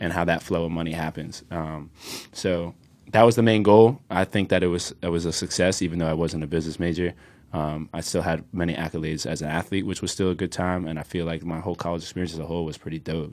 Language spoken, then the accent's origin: English; Plainfield, New Jersey, United States; moved away as an adult; also born or lived in California; now in Newark, United States; I'm originally from Plainfield, New Jersey